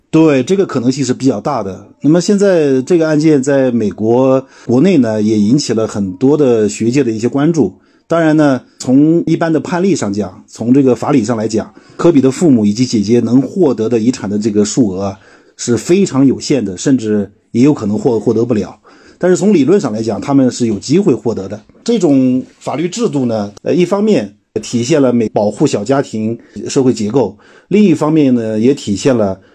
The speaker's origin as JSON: {"language": "Chinese", "country": "China", "said": "我们中国人有叔叔，有舅舅，有娘娘，有姑姑"}